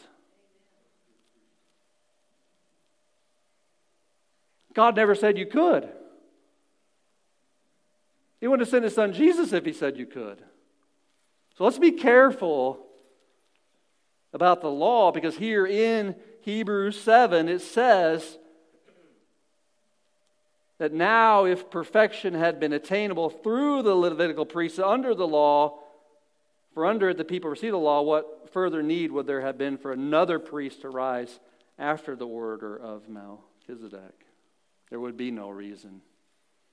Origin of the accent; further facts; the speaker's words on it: Missouri, United States; I'm born into Missouri